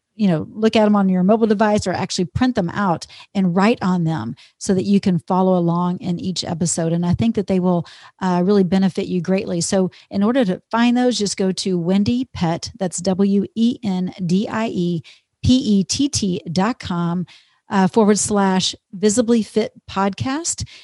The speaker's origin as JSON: {"language": "English", "region": "Texas", "country": "United States", "tie": "born or raised there", "also_born_or_lived": "Minnesota", "moved": "as an adult", "lives_now": "Minneapolis, United States", "said": "I grew up in Texas. I'm a Texas girl and always will be"}